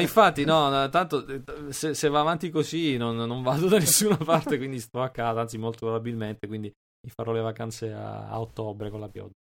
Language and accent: Italian; Palermo area, Sicily, Italy; zone mie, cioè Palermo e dintorni